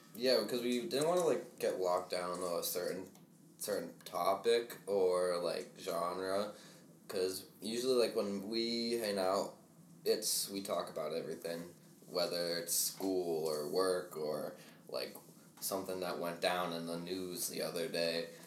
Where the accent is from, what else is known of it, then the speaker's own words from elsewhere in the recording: United States; we're from Rhode Island, Massachusetts